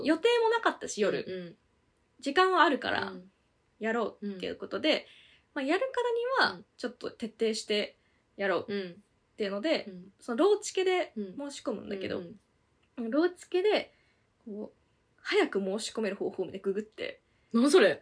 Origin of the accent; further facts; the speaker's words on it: Tokyo, Japan; 都内に住んでるからさ